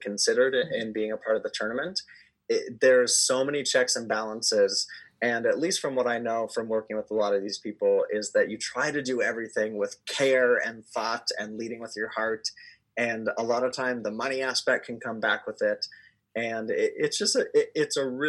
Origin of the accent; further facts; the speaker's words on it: New York City, New York, United States; I'm a New Yorker